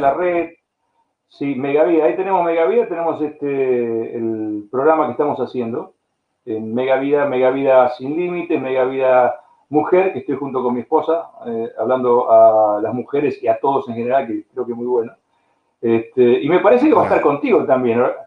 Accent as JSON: {"language": "Spanish", "country": "Argentina", "also_born_or_lived": "Spain / United States / Bulgaria / Brazil", "moved": "as an adult", "said": "en, Argentina, en la, en la peor época de mi país"}